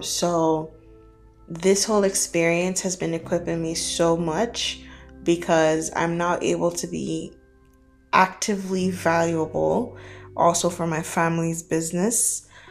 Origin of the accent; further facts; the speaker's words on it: Nigeria; moved away as an adult; also born or lived in Canada; now in Dubai, United Arab Emirates; I am Nigerian. I was born and brought up in Nigeria for my for the better part of my early childhood.